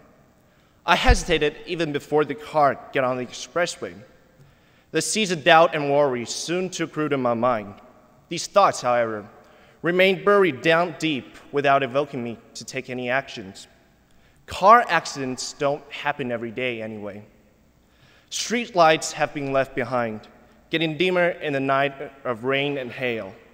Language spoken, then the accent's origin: English; Kunming, Yunnan, China; moved away; a remote suburb of Kunming, my hometown in southwestern China